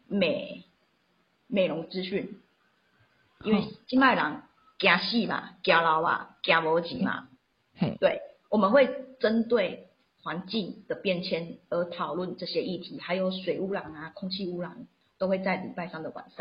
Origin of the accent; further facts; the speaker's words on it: Xiushui, Changhua County, Taiwan; accent: Taiwanese Mandarin; first language Taiwanese Hokkien; Chinese is a second language; 因为我是乡下小孩，彰化秀水那边的人。